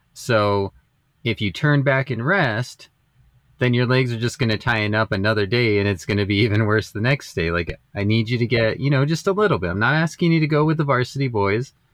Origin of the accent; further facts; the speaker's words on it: Las Vegas, United States; I grew up in in Las Vegas